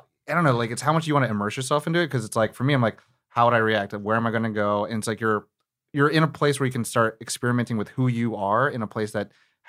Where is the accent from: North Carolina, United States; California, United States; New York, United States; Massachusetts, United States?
California, United States; Sacramento; now in Los Angeles, United States; So I'm not from LA. I'm from Sacramento.